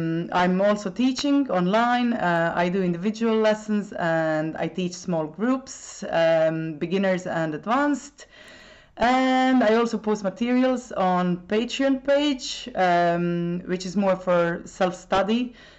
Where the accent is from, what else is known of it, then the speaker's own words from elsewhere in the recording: Split, Split-Dalmatia County, Croatia; first language Croatian; English is a second language; moved away as an adult; now in Ireland; I come from Split, which is in the south of Croatia.